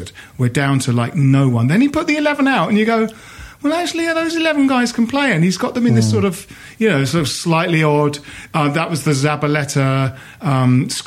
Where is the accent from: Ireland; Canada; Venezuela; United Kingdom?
United Kingdom; Bromley, London; Jim and I grew up in Bromley, so the Blackwall Tunnel was quite often, how we got to games